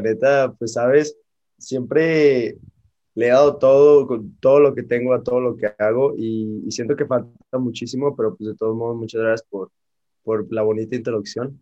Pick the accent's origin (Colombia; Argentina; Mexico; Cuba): Mexico; cómo somos todos como mexicanos